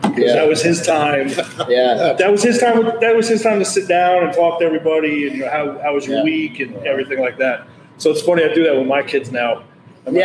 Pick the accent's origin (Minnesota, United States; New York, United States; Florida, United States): New York, United States; New York City; moved away as an adult; I grew up. Jobs in high school growing up on Long Island in New York City